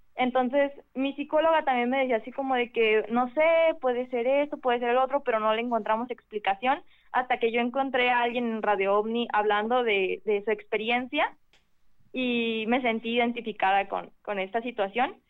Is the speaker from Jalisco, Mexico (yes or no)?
yes; Guadalajara, Jalisco, Mexico; de Guadalajara